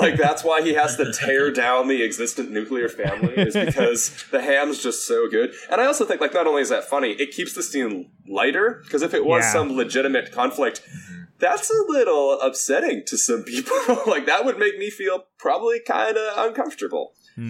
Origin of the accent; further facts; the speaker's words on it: Canada; also born or lived in Vancouver; I am a Canadian rock dork.